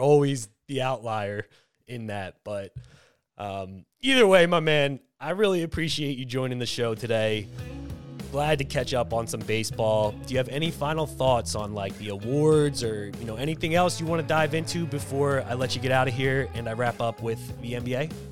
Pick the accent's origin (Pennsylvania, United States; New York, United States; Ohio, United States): Pennsylvania, United States; Philadelphia